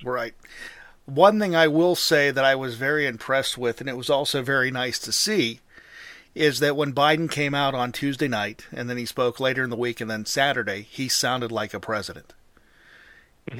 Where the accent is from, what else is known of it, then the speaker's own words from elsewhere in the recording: Pennsylvania, United States; my home state of Pennsylvania